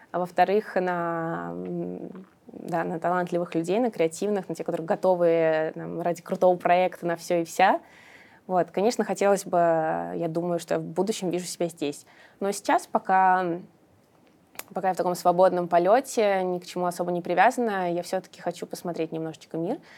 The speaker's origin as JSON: {"language": "Russian", "town": "Samara", "region": "Samara Oblast", "country": "Russia", "lives_now": "Moscow, Russia", "said": "я сама из Самары, но вот, когда я здесь училась, я поняла, что Москва прекрасный город."}